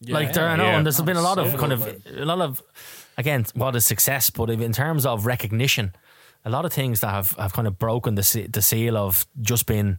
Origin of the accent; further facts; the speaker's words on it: Dublin, Leinster, Ireland; I'm from Tala